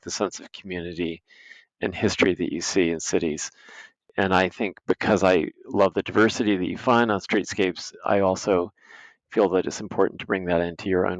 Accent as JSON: {"language": "English", "town": "New York City", "region": "New York", "country": "United States", "tie": "born or raised there", "said": "I grew up here."}